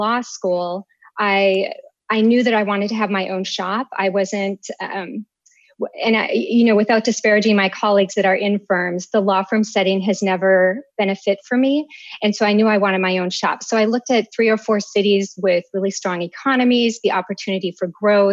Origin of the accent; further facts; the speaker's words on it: Minnesota, United States; moved away as an adult; also born or lived in Austin, Texas; now in Washington, D.C., United States; I hail from Minnesota.